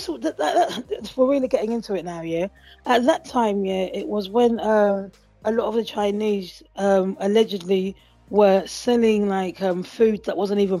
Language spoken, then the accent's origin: English; United Kingdom; because I'm British